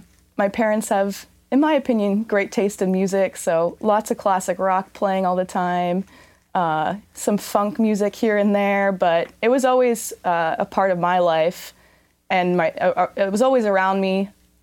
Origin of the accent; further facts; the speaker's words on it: Philadelphia, Pennsylvania, United States; now in San Diego, United States; I grew up a little bit outside of Philadelphia.